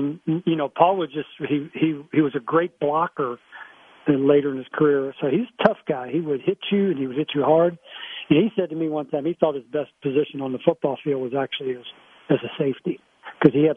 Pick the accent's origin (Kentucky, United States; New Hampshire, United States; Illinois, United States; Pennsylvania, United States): Kentucky, United States; Louisville; when I was growing up in the West End